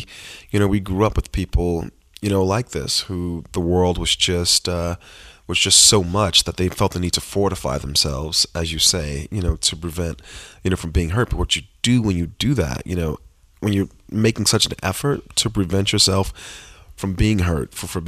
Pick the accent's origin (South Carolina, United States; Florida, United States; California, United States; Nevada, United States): Florida, United States; Miami; this thing about both myself and Terrell, which is that both our moms struggled with this addiction growing up in Miami.